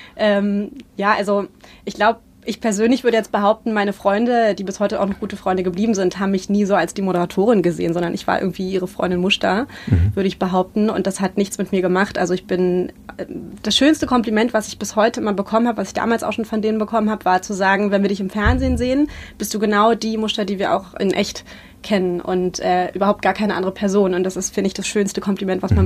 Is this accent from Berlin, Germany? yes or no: yes; Berlin, Germany; ich bin 86 in Ostberlin geboren und bin Anfang der 90er da in Friedrichshain aufgewachsen, in Lichtenberg